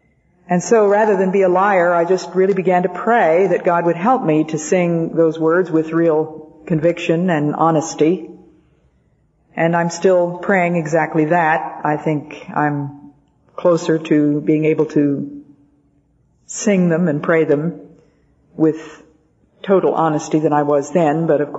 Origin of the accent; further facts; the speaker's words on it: Belgium; born there; My parents had been missionaries, and I was born in Belgium because of their being over there.